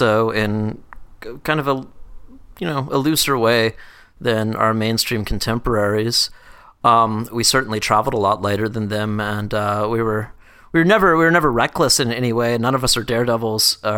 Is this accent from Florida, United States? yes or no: no; Atlanta, Georgia, United States; moved away as an adult; also born or lived in New York; I'm from Atlanta